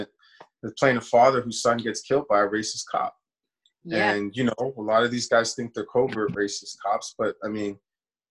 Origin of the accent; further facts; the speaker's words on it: New York, United States; now in Edmonton, Canada; I grew up in New York, when I was a kid